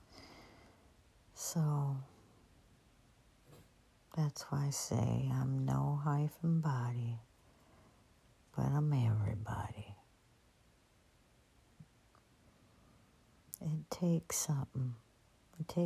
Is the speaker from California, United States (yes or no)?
yes; San Joaquin Valley, California, United States; I grew up in the San Joaquin Valley, farm country, orchards all around.